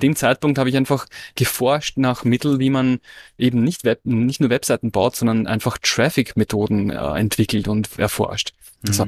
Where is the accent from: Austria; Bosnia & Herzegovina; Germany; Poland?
Austria; moved away; ich hatte in Österreich eine Werbeagentur